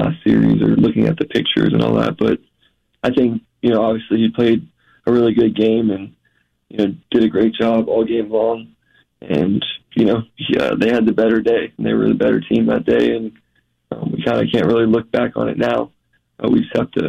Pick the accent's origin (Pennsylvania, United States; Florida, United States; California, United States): Florida, United States; Jacksonville; I'm from Jacksonville and watched the Jags growing up and went to games